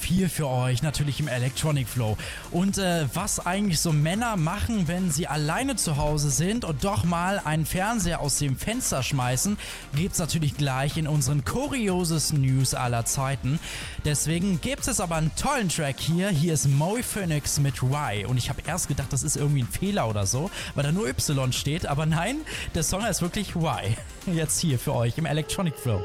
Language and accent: German; Germany; bei uns in Deutschland